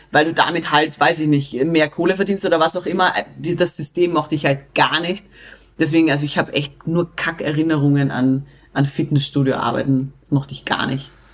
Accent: Austria; Bei uns in Österreich

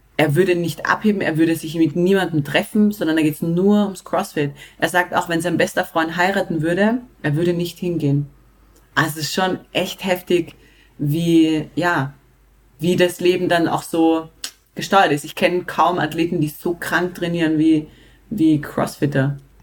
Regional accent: Austria; Bei uns in Österreich

